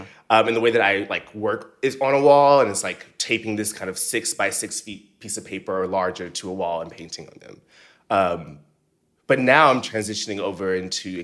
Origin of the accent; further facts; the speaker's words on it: Seale, Alabama, United States; now in New York, United States; I'm from Seal, Alabama.